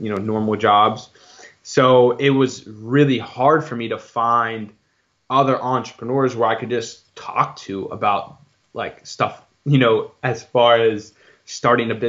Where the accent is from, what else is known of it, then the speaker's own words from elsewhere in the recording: Pittsburgh, Pennsylvania, United States; also born or lived in Dayton, Ohio; I'm from Pittsburgh, Pennsylvania